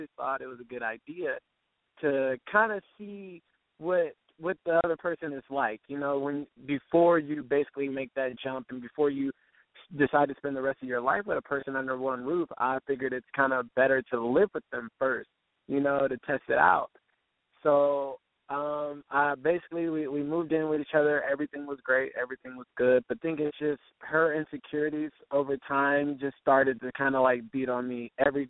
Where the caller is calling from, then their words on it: Irvine, California, United States; I'm calling from Irvine, California, and I am 26.